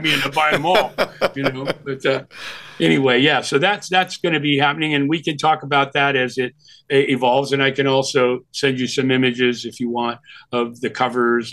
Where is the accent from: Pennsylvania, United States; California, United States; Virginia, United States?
California, United States; moved away as an adult; also born or lived in New York; I was from California